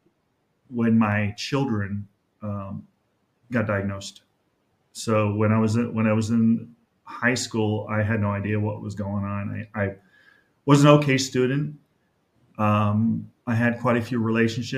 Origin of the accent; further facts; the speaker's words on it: Los Angeles, California, United States; I grew up in North Hollywood with my mom, single mom, and my brother.